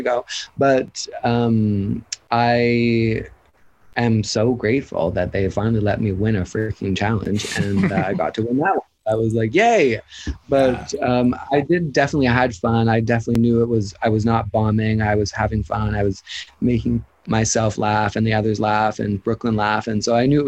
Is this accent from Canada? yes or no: yes; Canada; being Canadian